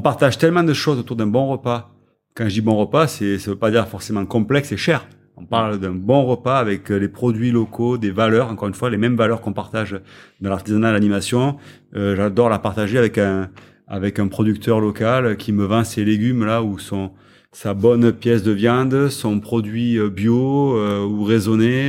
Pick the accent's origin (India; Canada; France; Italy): France; on est français